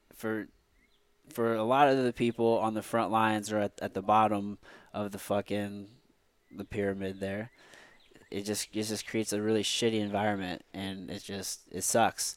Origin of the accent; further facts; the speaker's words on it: Midwest, United States; we grew up here in the Midwest